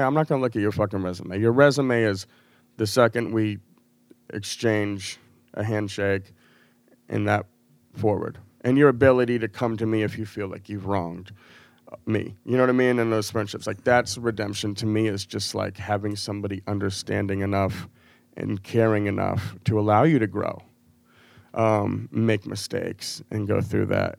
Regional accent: Portland, Maine, United States; moved away as an adult; also born or lived in Massachusetts / Chicago / Denver / Los Angeles; I was born in Portland, Maine, like, I grew up in New England

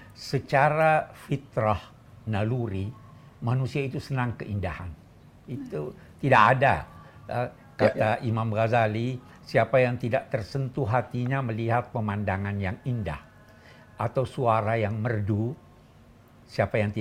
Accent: Egypt; Saya yang yang eh, sejak kecil di Mesir senang mendengar nada-nada suara yang dinyanyikan oleh

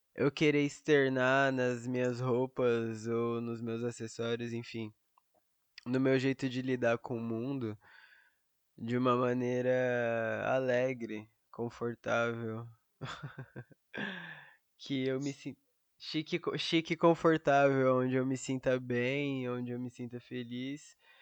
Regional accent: São Paulo, Brazil; Eu sou de São Paulo, capital

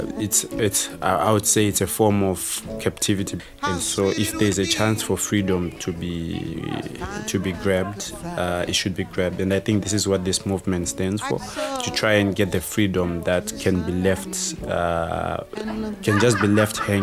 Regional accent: Zimbabwe; moved away as an adult; also born or lived in Huddersfield, United Kingdom; now in United Kingdom; I'm from Zimbabwe. I was born in Zimbabwe, grew up in Zimbabwe

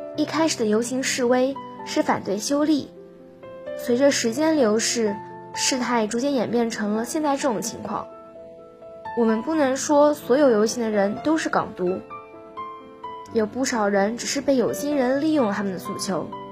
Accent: Haimen, Jiangsu, China; moved away as an adult; now in Nanjing, China; 来自海门。我在南京大学，距离我家乡二百零九公里

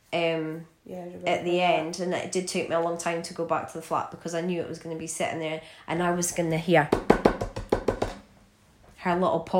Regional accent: Aberdeen, Scotland, United Kingdom; moved away; especially because I came from Aberdeen to here.

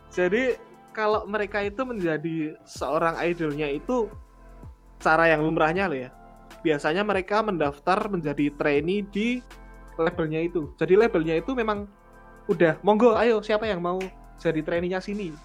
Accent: Yogyakarta, Special Region of Yogyakarta, Indonesia; sebagai warga Jogja, saya harus ini loh, harus bangga loh

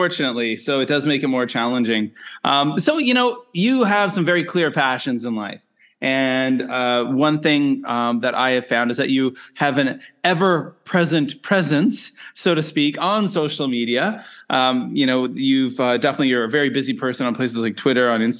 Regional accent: Nova Scotia, Canada; moved away as an adult; also born or lived in South Korea / Japan / China; now in Penang, Malaysia; I grew up in Eastern Canada, Nova Scotia

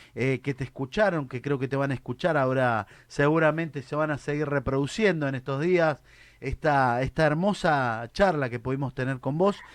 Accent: Argentina; a los argentinos

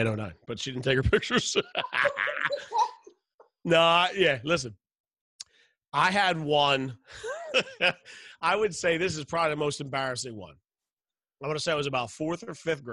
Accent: Philadelphia, Pennsylvania, United States; I grew up in West Philly

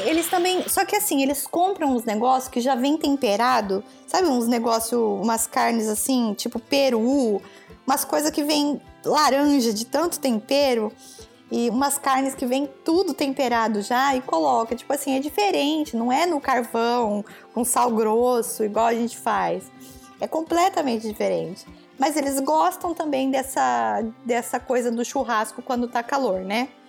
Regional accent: Brazil; moved away as an adult; eu saí do Brasil com 30, e 30 anos

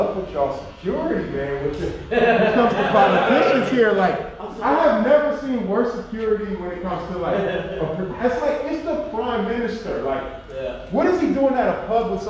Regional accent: Los Angeles, California, United States; moved away; I am from Los Angeles

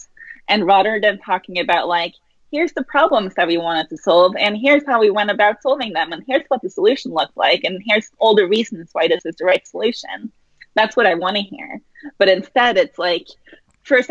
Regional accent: Norway; moved away as an adult; also born or lived in San Francisco / Amsterdam; now in London, United Kingdom; born and raised in Norway, had some early jobs there, moved to San Francisco

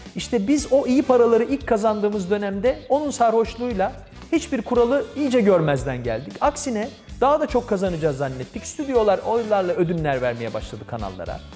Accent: Ankara, Turkey; ben TRT Ankara Televizyonu koridorlarında büyüdüm

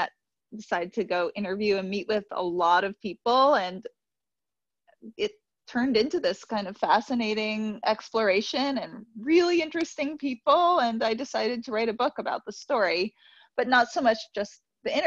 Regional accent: New York City, New York, United States; I grew up in New York City

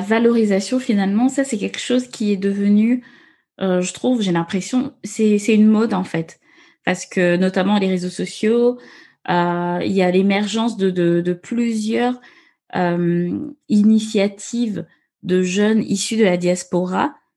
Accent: Gabon; now in France; je suis née, j'ai grandi au Gabon.

